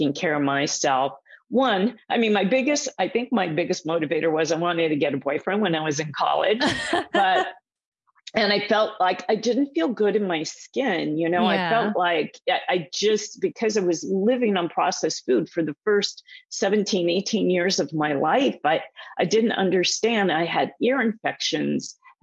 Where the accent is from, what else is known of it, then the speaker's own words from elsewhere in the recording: Southern California, United States; I grew up out here in Southern California, where I am right now.